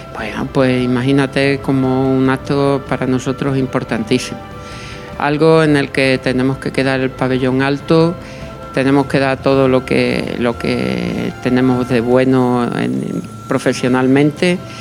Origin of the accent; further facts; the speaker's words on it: Los Santos de Maimona, Extremadura, Spain; yo que vengo de los Santos de Maimona